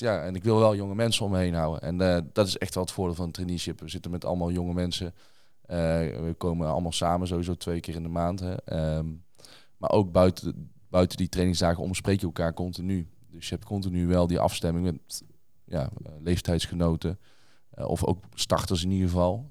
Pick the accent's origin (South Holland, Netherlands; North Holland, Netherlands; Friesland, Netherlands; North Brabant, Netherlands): North Brabant, Netherlands; Tilburg; ik kom zelf uit Tilburg